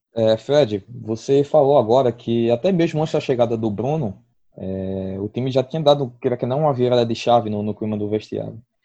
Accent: Brazil; a gente como brasileiro

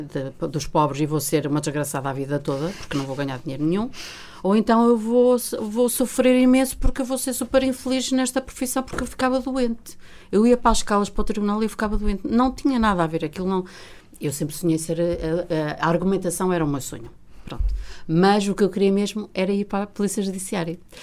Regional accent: Vila Real, Norte, Portugal; also born or lived in Coimbra; eu saí de Vila Real a, ah, aos 18 ah, anos para, para ingressar no curso de Direito na Faculdade de Direito da Universidade de Coimbra

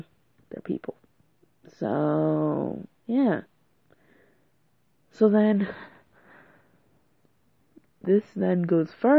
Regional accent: United States; I was born in America, so I'm African-American.

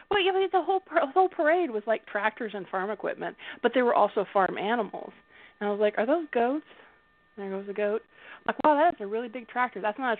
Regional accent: Southern United States, United States; I was raised in the South, so my accent's just such a muddle.

